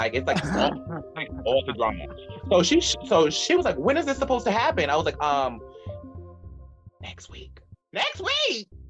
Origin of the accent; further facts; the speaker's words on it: Douglasville, Georgia, United States; In Douglasville, Georgia.